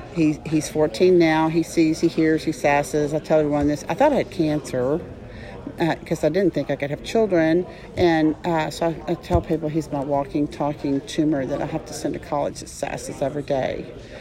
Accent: Dallas, Texas, United States; now in San Antonio, United States; I'm from Dallas, but I'm in San Antonio.

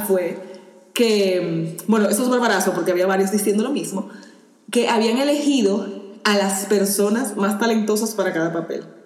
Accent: Dominican Republic; moved away; yo en mi país sí soy negra

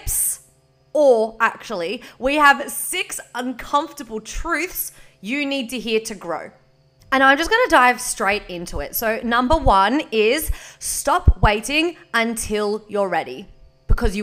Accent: Victoria, Australia; now in Queensland, Australia; I am from Victoria. I am living in Queensland

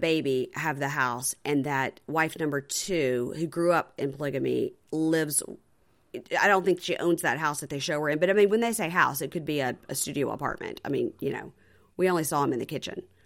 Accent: Jackson, Mississippi, United States; I'm from Jackson, Mississippi

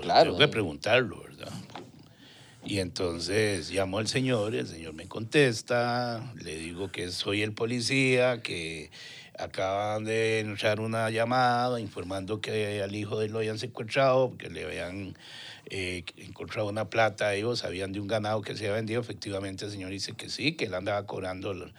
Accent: Tibás, San José, Costa Rica; Tibaseño, puro centro puro centro de Tibás.

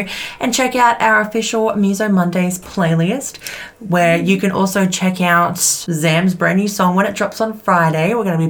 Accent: Australia; we're Australian.

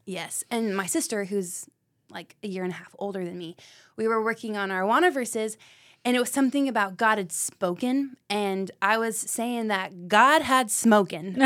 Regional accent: Knoxville, Tennessee, United States; I am born and raised in Knoxville, Tennessee.

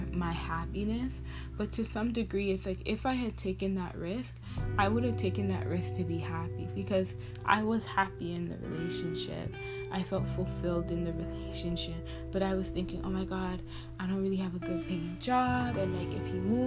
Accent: Toronto, Ontario, Canada; I was from Toronto

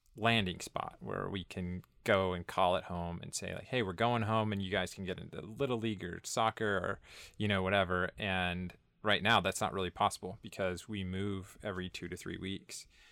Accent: Northern California, United States; moved away as an adult; originally I was born and raised in Northern California

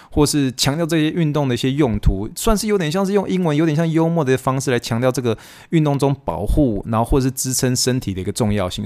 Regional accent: Taiwan; now in United States; 我是一个从台湾来的人

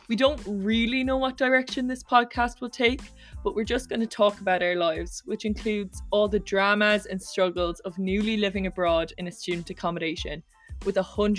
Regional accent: Ireland; moved away as an adult; now in Lund, Sweden; from Ireland. I'm 19 years old

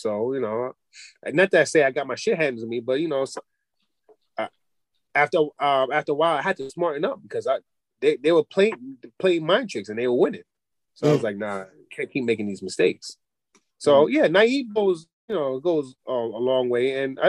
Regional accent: Poughkeepsie, New York, United States; my parents kind of took me out of the hood and put me upstate in Poughkeepsie, in the suburbs, for people who don't know.

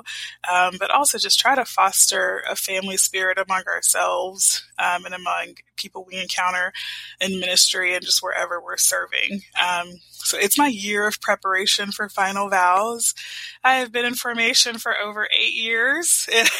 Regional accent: Houston, Texas, United States; I grew up in Houston, Texas.

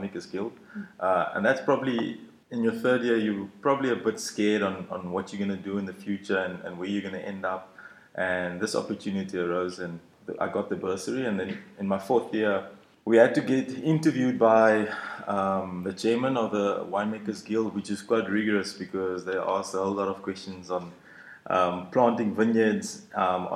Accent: George, Western Cape, South Africa; moved away; also born or lived in Stellenbosch; I grew up in George

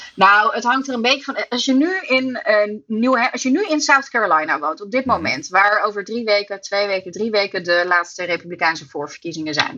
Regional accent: Amsterdam, North Holland, Netherlands; ik kom uit Nederland en dan uit Amsterdam

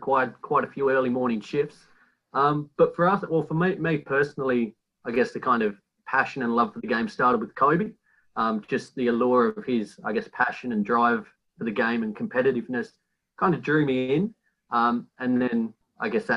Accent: Australia; being Australian

